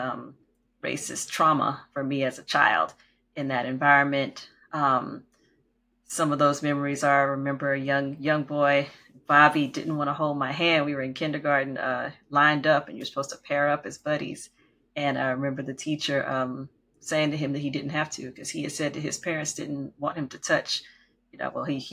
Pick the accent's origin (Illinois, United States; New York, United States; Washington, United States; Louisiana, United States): Louisiana, United States; Oakdale; I grew up in the Deep South, we like to say, in Oakdale, Louisiana